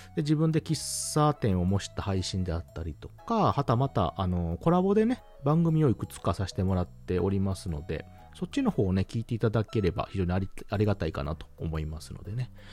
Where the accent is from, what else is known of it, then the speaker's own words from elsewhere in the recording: Kansai, Hyogo, Japan; 出身地は関西は兵庫県でございます